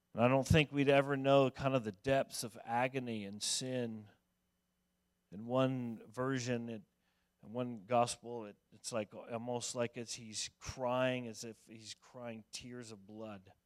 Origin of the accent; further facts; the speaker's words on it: Denver, Colorado, United States; moved away; I grew up in Denver